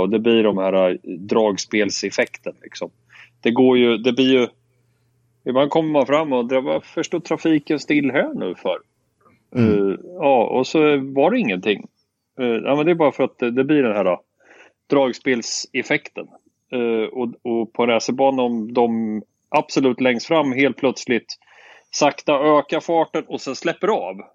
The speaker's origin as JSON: {"language": "Swedish", "country": "Sweden", "said": "som svensk"}